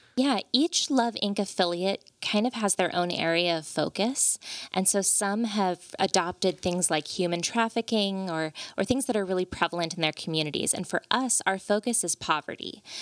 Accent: Veneta, Oregon, United States; also born or lived in Monterey, California; I grew up in Veneta, so very close to here

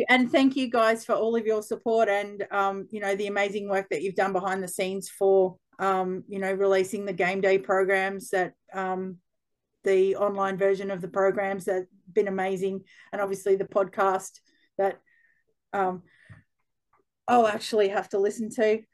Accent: Queensland, Australia; moved away as an adult; also born or lived in Western Australia; now in Perth, Australia; growing up in Queensland

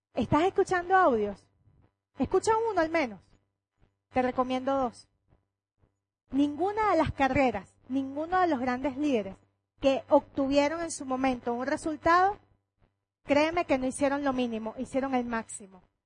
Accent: Venezuela; Cuando yo voy para otra parte, yo soy Venezuela donde me paro

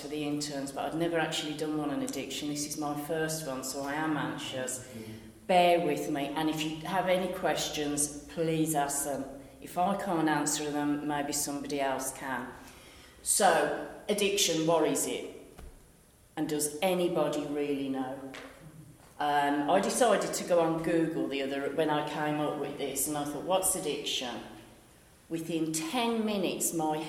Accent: Birmingham, West Midlands, United Kingdom; moved away as an adult; also born or lived in Western; as you can tell from my dulcet tones, I'm from Birmingham

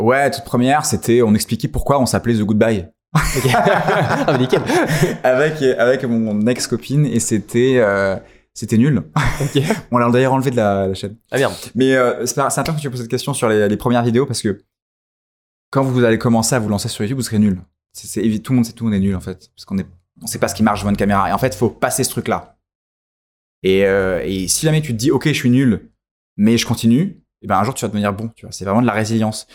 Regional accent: France; on est français

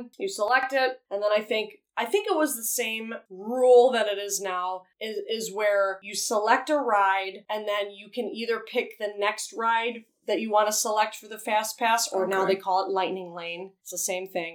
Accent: Chicago, Illinois, United States; we are from Chicago

